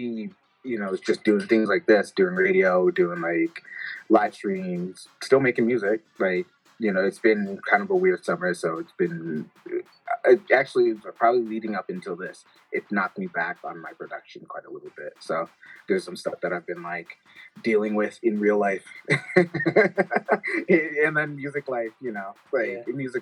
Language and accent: English; Detroit, Michigan, United States; growing up in Detroit, like being philanthropic